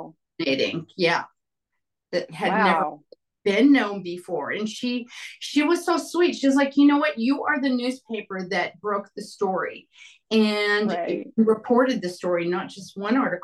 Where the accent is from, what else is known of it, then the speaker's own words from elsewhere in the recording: New Mexico, United States; also born or lived in Roswell, New Mexico / Santa Fe, New Mexico; Growing up in New Mexico and Roswell, Santa Fe